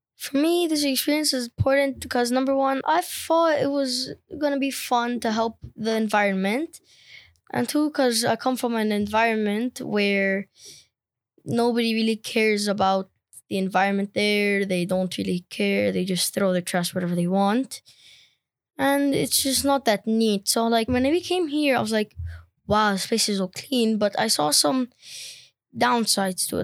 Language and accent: English; Lebanon; I'm from Lebanon